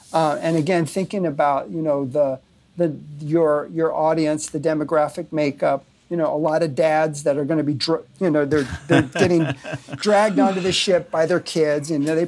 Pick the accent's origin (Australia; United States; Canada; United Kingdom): United States; Burbank, California; I was born in Burbank, California, in the shadow of the Disney Studios, and grew up watching, you know, Walt on Sunday night